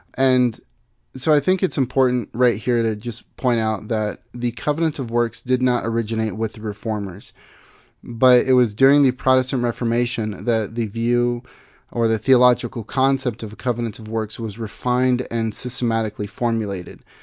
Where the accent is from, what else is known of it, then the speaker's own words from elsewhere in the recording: Missouri, United States; moved away; I'm from Missouri originally.